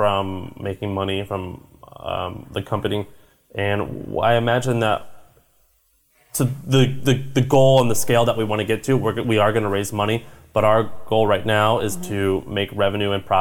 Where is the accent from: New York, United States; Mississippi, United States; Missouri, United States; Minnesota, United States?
Missouri, United States; I'm from Missouri